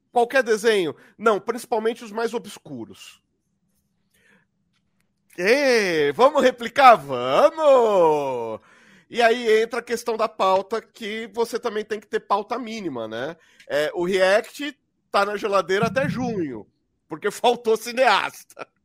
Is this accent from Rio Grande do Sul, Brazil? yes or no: no; Barbacena, Minas Gerais, Brazil; que nem quando eu fiz faculdade, que nem quando eu era criança pequena lá em Barbacena.